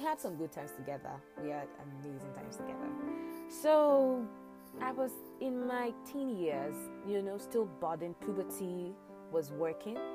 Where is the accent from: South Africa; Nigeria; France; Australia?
Nigeria; Ibadan, Oyo; Growing up in Agbowo, Ibadan, again, Nigeria